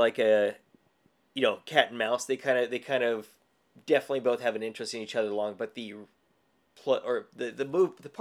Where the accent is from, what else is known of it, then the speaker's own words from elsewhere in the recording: Glendale, California, United States; I grew up in Glendale. I was born in this early 70s, grew up through the 80s